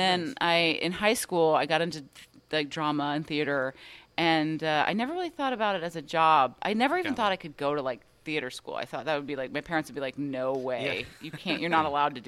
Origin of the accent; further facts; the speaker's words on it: Lilburn, Georgia, United States; also born or lived in Glendale, California / Atlanta, Georgia; I was born actually in Gwinnett, in Lilburn, Georgia, which is just right up 85